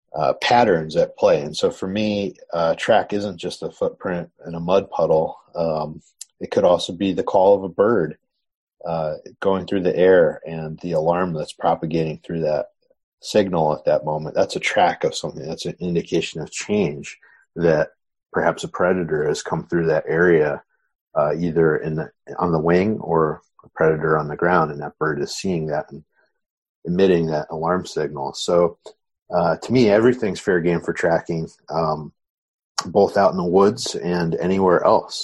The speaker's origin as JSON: {"language": "English", "region": "Southern Connecticut", "country": "United States", "tie": "born or raised there", "said": "I grew up in Southern Connecticut"}